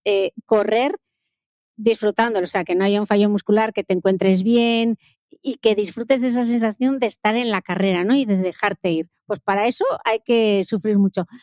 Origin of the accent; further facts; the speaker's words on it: Gijón, Asturias, Spain; yo he pasado mi infancia en Mareo, que era donde entrenaban eh, todas las categorías del Sporting